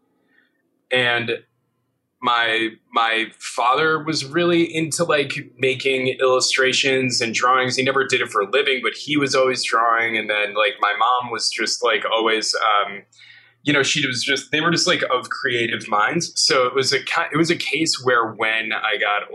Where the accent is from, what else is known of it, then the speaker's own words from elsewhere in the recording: Waukesha, Wisconsin, United States; also born or lived in Milwaukee, Wisconsin / New Berlin, Wisconsin; now in New York, United States; most of my growing up I did was in, out in Waukesha, Wisconsin